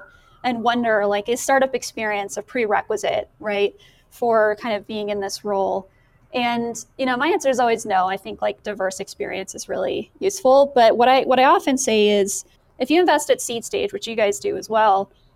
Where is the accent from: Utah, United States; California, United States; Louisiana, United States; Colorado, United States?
Colorado, United States; Boulder; I grew up in Boulder. And so I've been here a really long time.